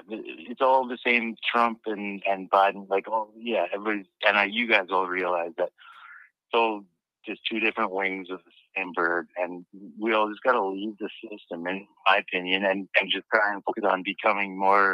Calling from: British Columbia, Canada; I'm from Canada and British Columbia.

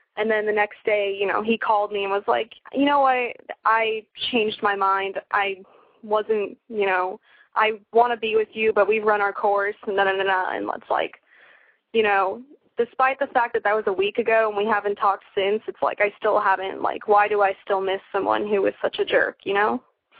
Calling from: Santa Clarita, California, United States; Santa Clarita, which is near LA.

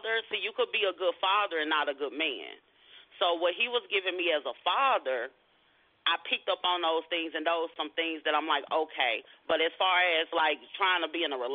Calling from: Arlington, Texas, United States; I am calling from Arlington, Texas.

